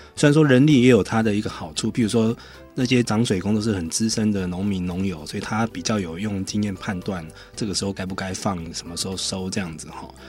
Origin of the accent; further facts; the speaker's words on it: Taiwan; 我们台湾人的用水有时候是蛮浪费的